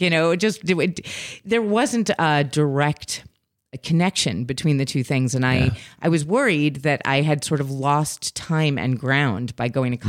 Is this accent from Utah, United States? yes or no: no; New York City, New York, United States; I grew up in New York City